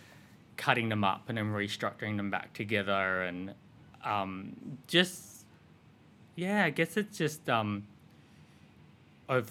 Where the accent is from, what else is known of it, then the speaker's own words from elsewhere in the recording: Sydney, New South Wales, Australia; I grew up in Sydney. I grew up in Western suburbs.